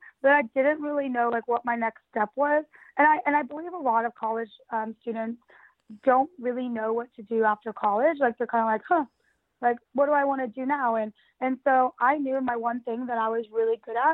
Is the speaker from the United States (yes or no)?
yes; United States; also born or lived in London; being an American